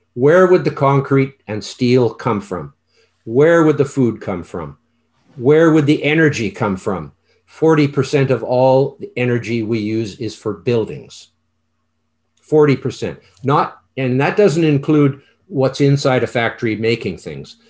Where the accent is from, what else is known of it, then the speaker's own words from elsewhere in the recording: Canada; I'm Canadian